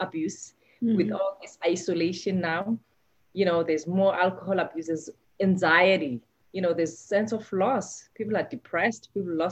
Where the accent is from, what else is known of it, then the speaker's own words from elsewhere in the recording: South Africa; moved away as an adult; I come from South Africa, and looking back, I've practiced medicine more here than back home.